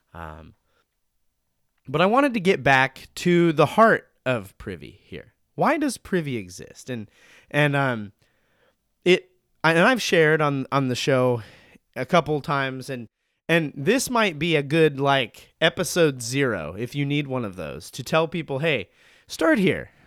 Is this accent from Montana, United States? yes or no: yes; Montana, United States; now in Oregon, United States; I'm from Montana